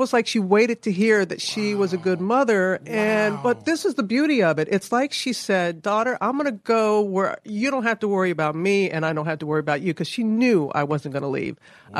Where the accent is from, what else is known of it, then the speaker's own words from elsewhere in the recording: Tuskegee, Alabama, United States; I was born in Tuskegee